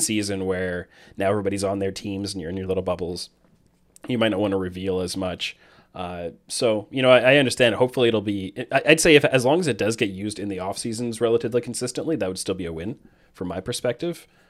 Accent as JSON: {"language": "English", "country": "Canada", "said": "I'm Canadian"}